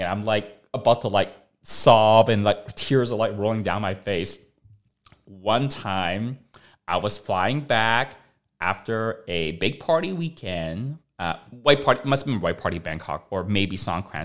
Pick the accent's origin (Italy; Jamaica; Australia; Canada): Canada; now in United States; I'm Canadian. I've got a Canadian passport.